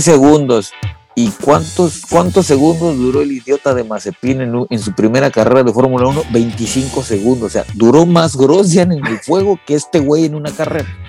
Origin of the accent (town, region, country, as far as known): Mexico